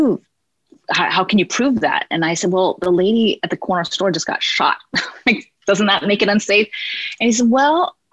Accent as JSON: {"language": "English", "town": "San Francisco", "region": "California", "country": "United States", "tie": "born or raised there", "said": "I am born and raised in San Francisco"}